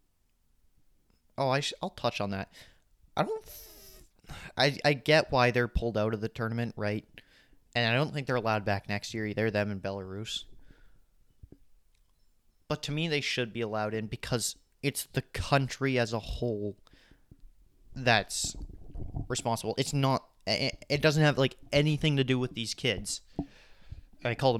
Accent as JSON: {"language": "English", "country": "Canada", "said": "Canada, I'm from Canada"}